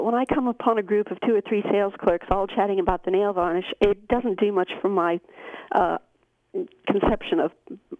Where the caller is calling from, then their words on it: Chorley, North West England, United Kingdom; No, I'm not calling from Denver. I'm calling from Chorley.